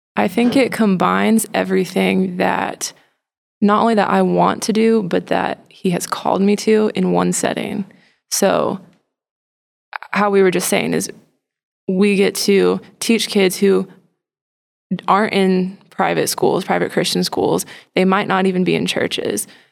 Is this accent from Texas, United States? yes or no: yes; Plano, Texas, United States; I grew up in Plano, Texas, so very close. Been around Dallas